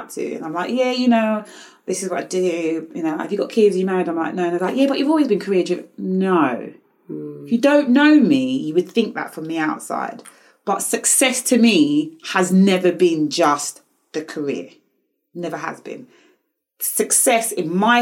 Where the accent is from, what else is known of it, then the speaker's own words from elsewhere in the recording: United Kingdom; how I was brought up in the Western world